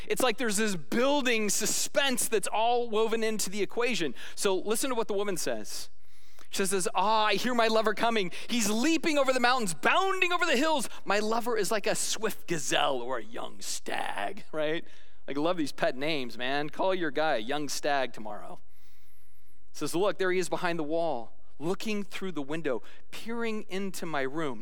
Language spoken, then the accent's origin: English; Arizona, United States; I'm a kid from Arizona